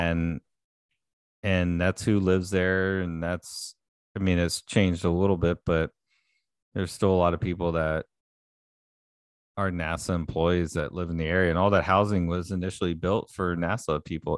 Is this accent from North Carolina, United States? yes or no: no; Houston, Texas, United States; growing up in Houston area